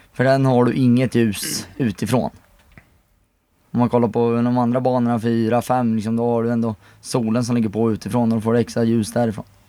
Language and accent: Swedish; Motala, Östergötland, Sweden; now in Enköping, Sweden; Kommer från Motala, men bor nu i Enköping.